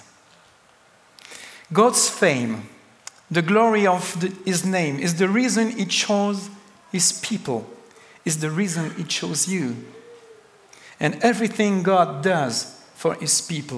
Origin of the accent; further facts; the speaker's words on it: France; English is a second language; I come from France, the country of the best cheese